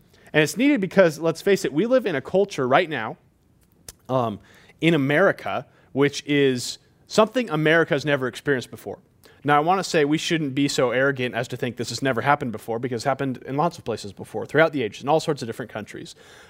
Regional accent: Montana, United States; because I'm American, because I'm middle class, because I'm from Montana.

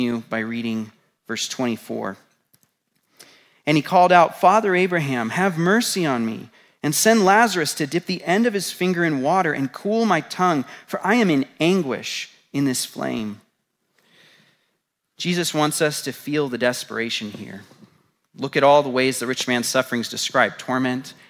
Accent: United States; being American

